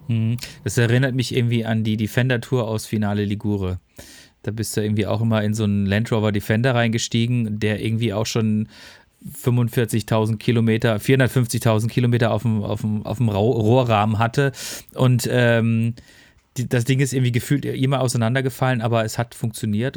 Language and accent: German; Freiburg, Baden-Württemberg, Germany; now in Ruhr area, Germany; meine Heimatstadt